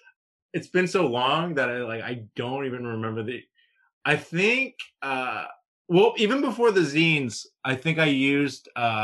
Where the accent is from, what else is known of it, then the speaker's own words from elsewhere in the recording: New York City, New York, United States; born there; Yeah, I mean, I'm kind of from New York. I was born in New York